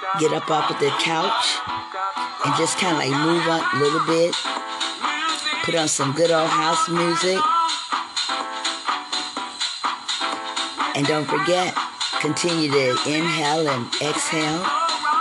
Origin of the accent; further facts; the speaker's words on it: Ohio, United States; moved away; my hometown in Ohio, we used to love Friday and Saturday nights